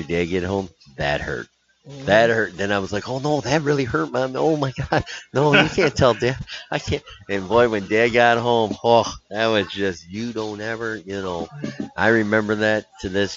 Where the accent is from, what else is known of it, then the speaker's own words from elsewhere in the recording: United States; I'm an American